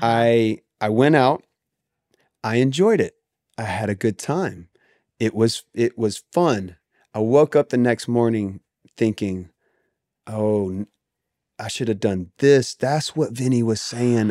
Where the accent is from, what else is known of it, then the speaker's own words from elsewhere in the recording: the South, United States; I grew up in the South